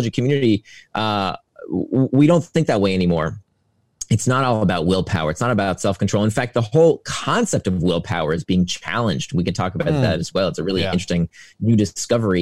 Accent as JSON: {"language": "English", "region": "Central Florida", "country": "United States", "tie": "born or raised there", "said": "I grew up in Central Florida"}